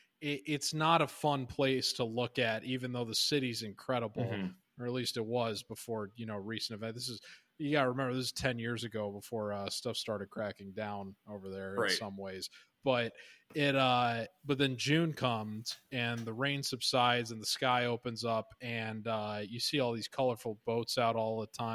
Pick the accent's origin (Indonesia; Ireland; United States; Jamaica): Ireland; I will say as an Irish person, I've always found it funny that Cinco de Mayo is a pretty big hit over there.